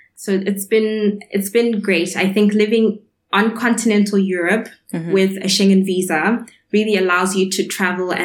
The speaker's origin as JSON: {"language": "English", "country": "Zimbabwe", "also_born_or_lived": "Edinburgh, United Kingdom / Frankfurt, Germany / Marburg, Germany", "moved": "as an adult", "said": "as a Zimbabwean student"}